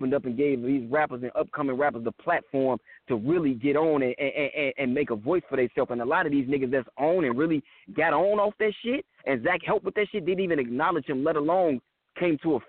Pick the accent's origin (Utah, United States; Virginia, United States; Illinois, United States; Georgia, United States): Illinois, United States; Chicago; I'm from Chicago